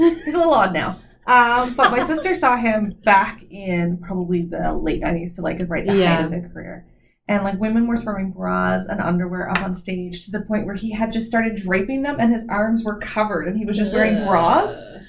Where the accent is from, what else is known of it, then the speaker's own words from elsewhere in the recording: Newfoundland and Labrador, Canada; moved away; I grew up in Newfoundland